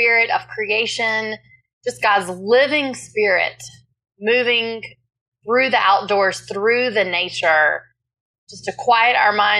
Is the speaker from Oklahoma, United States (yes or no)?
no; South Carolina, United States; I was born and raised in South Carolina